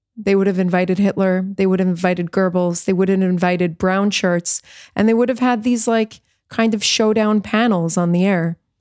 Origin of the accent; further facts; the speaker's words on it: New York, United States; moved away as an adult; also born or lived in South Florida; now in Israel; my hometown of New York